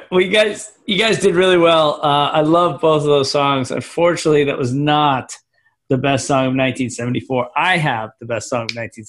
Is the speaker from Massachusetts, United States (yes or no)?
yes; Scituate, Massachusetts, United States; I grew up in the most Irish town in America?